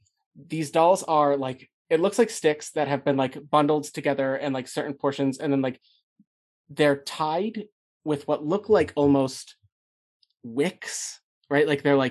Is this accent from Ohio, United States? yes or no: yes; Cleveland, Ohio, United States; I'm from Cleveland.